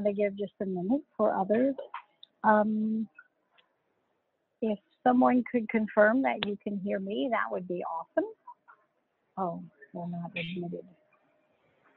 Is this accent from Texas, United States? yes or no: yes; Dallas, Texas, United States; I'm from Dallas, Texas.